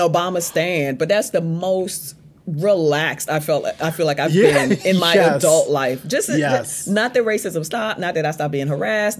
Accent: U.S. Virgin Islands; now in United States; So, I'm from the Virgin Islands and I've been in the States for 20 years, but I always say I am in an advantage in that I grew up in my, formative years in a majority black place.

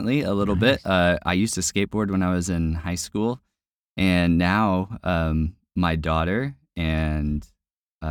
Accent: California, United States; I'm from California, so saying awesome is pretty standard operating procedure.

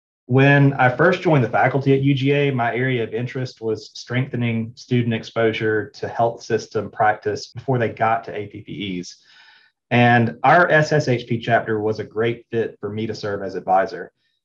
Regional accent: Georgia, United States; I'm from Georgia, currently live in the Athens area.

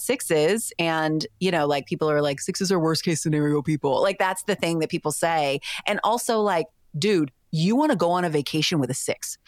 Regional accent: the South, United States; I grew up in the Christian church in the South.

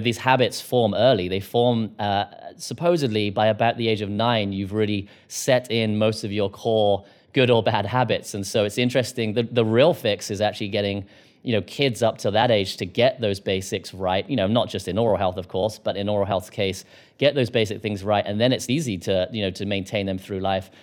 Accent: United Kingdom; now in United States; I'm a Brit

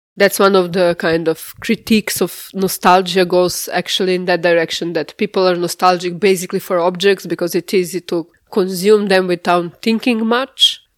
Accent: Jagodina, Central Serbia, Serbia; now in Slovenia; I was born in Svetozarjevo. Middle size, very industrial town in central Serbia.

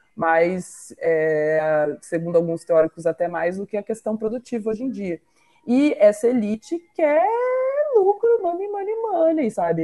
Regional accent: interior of Paraná, Brazil; sou do interior do Paraná

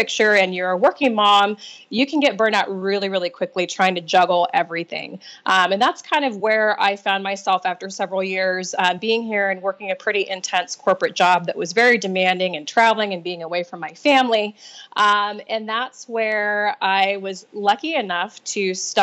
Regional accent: Nebraska, United States; moved away as an adult; now in California, United States; I grew up in Nebraska, small town girl

